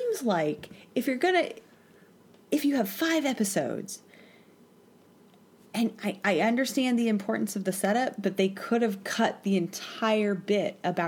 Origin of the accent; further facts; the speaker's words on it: Vermont, United States; I'm from Vermont